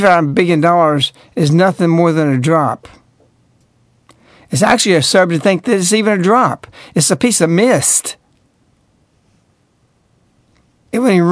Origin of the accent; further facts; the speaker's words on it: the South, Southern United States, United States; I'm speaking as a Southerner